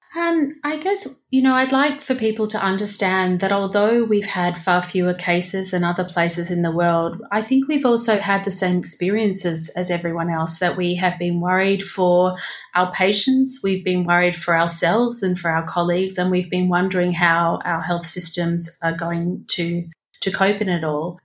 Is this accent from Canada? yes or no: no; Victoria, Australia; my state, Victoria